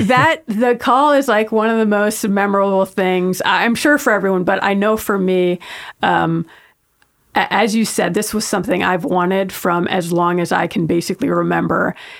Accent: New York, United States; I grew up in New York

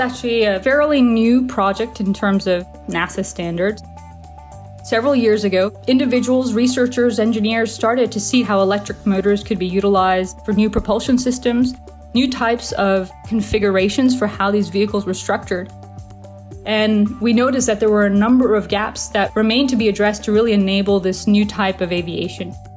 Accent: Hounslow, London, United Kingdom; I grew up in Hounslow, United Kingdom, just outside of London, about 30 minutes outside of London

